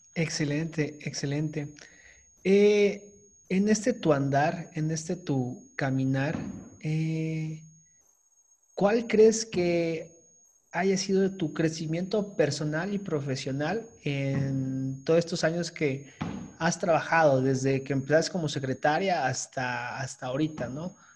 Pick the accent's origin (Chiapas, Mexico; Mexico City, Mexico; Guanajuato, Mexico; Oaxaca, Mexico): Chiapas, Mexico; nosotros somos del estado de Chiapas. Eh, acá en el sur de, la República Mexicana.